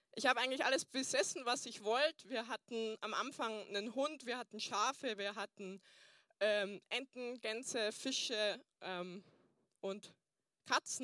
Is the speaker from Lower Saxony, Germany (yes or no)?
no; Burghausen, Bavaria, Germany; moved away; Ich komme ursprünglich aus Burghausen, deswegen habe ich mir auch einen Dintel anzogen, dass ihr wisst, ähm, ich bin aus Bayern